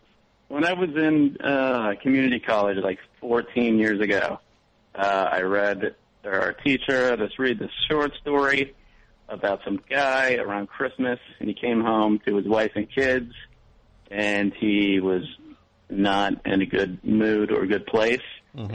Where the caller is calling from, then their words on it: Brooklyn, New York, United States; I'm calling from Brooklyn.